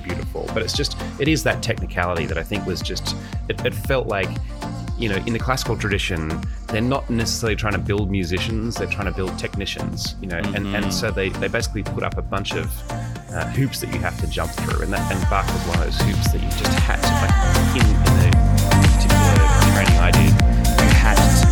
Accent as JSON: {"language": "English", "country": "Australia", "tie": "born or raised there", "moved": "yes", "said": "I grew up in Australia, obviously, because the accent"}